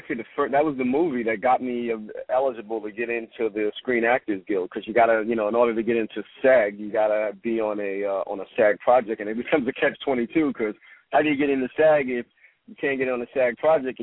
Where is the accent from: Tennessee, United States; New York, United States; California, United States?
New York, United States; New York City; moved away as an adult; now in Los Angeles, United States; I'm born and raised in Brooklyn, New York, and I grew up, you know, my whole life there